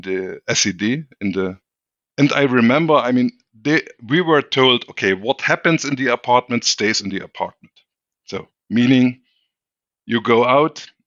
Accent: Pirna, Saxony, Germany; English is a second language; I was born in 68 in East Germany and raised up in a little town near Dresden. The town is called Pirna.

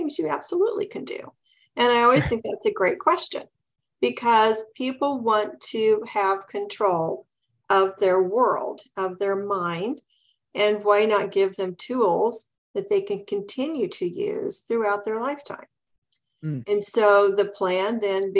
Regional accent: Midwest, United States; now in Southern California, United States; I grew up in the Midwest.

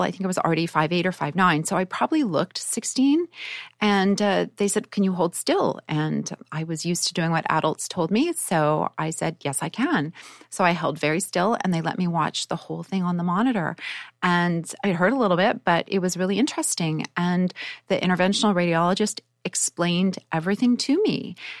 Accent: Winnipeg, Manitoba, Canada; I grew up in Canada in Winnipeg

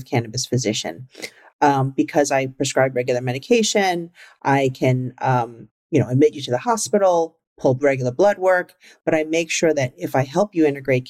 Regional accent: New York City, New York, United States; I grew up in the Bronx and I grew up in a very traditional Chinese household.

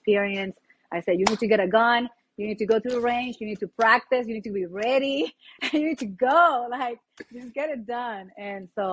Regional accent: Puerto Rico; moved away as an adult; now in United States; I'm from the same place as you, Puerto Rico. I grew up in that place. So I lived there for 19 years. Then I moved to the States when I was 19 years old

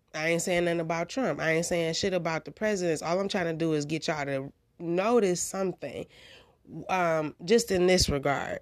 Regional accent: United States; I'm from the United States of America

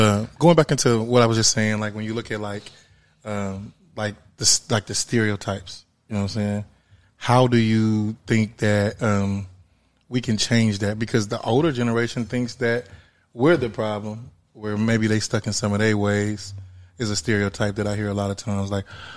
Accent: Wyandotte County, Kansas, United States; moved away; I'm from Kansas originally, Wyandotte County

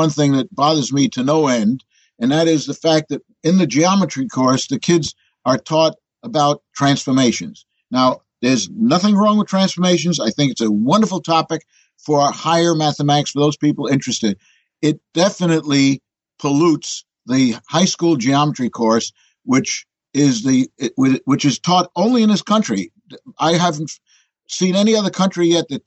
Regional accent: New York City, New York, United States; But I'm a born New Yorker. As a matter of fact, born in Manhattan.

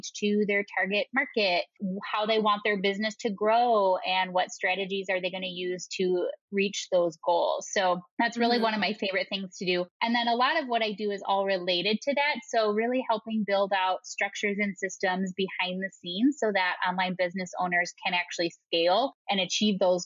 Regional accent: Wisconsin, United States; accent: Wisconsin; moved away as an adult; also born or lived in Madison, Wisconsin / Chicago; now in Colorado, United States; I have a really nice, strong Wisconsin accent. So I'm originally from the Midwest

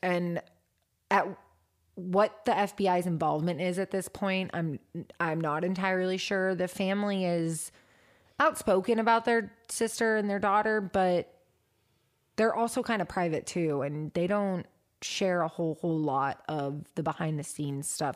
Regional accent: Washington, United States; from my home state

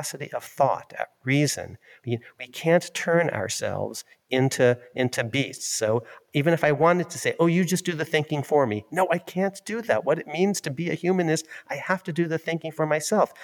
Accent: Ann Arbor, Michigan, United States; I was born in Ann Arbor, Michigan.

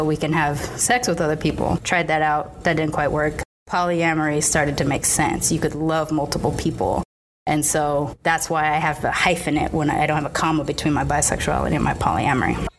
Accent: Long Beach, California, United States; I lived in Long Beach on the border of Compton

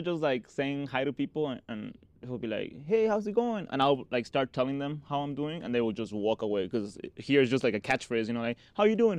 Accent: Cabo San Lucas, Baja California Sur, Mexico; also born or lived in Tultitlán, State of Mexico / Maryland; now in Denver, United States; they moved when I was six to Cabo San Lucas, Mexico

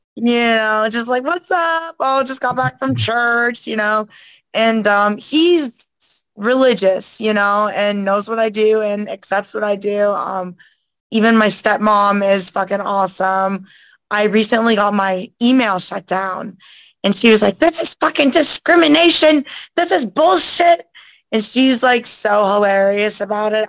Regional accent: Winter Garden, Florida, United States; also born or lived in Daytona Beach; I'm originally from like Orlando area, West Orlando, um, Winter Garden to be exact

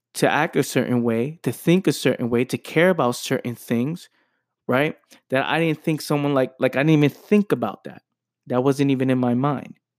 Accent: New York City, New York, United States; born and raised in the Bronx

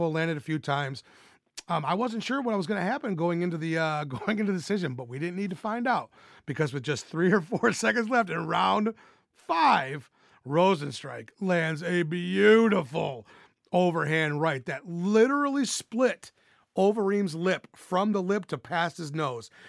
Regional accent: Arkansas, United States; And I'm from Arkansas

